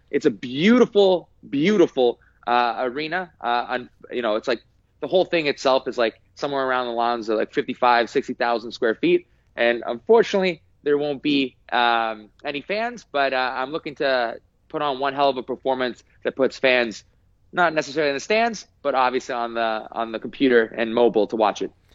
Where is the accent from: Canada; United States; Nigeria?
Canada; British Columbia; a Canadian and British Columbian